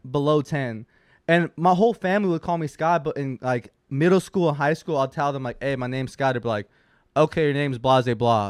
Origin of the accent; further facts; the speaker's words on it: West Hollywood, California, United States; I grew up in West Hollywood. That is the gay capital of California.